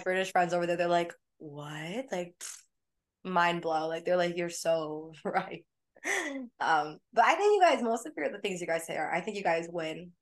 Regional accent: United States; as like an American.

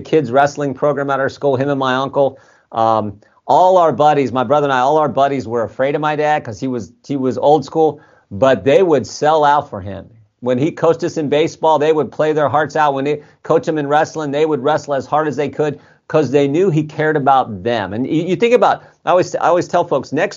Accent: Ohio, United States; I'm from Ohio

